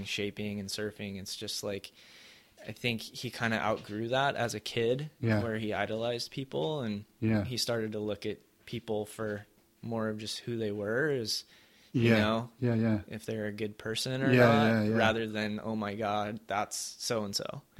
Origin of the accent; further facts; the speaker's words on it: Cerritos, California, United States; I grew up in Cerritos